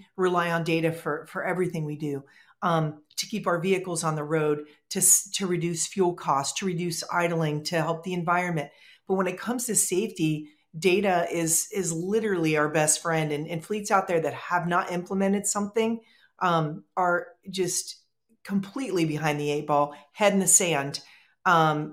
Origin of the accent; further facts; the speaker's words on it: Ohio, United States; I grew up here in Ohio